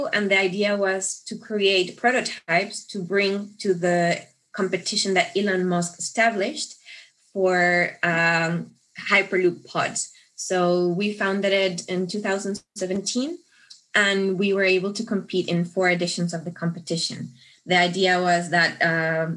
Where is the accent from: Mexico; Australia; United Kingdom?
Mexico; moved away as an adult; now in Munich, Germany; I'm originally from Mexico